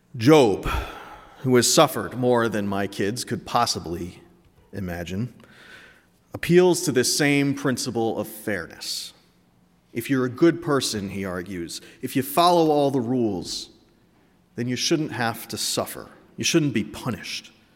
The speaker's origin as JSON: {"language": "English", "region": "New England", "country": "United States", "tie": "born or raised there", "said": "I'm from New England"}